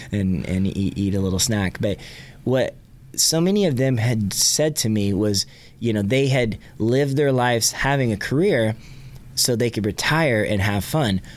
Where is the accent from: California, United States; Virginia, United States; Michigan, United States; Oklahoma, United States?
Oklahoma, United States; Catoosa; also born or lived in Tulsa; my hometown of Catoosa, where I grew up